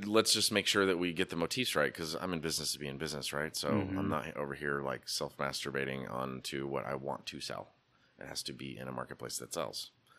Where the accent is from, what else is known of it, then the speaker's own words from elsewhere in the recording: Pacific Northwest, United States; I'm an American dude. Who doesn't like the American heritage? And I grew up in the Northwest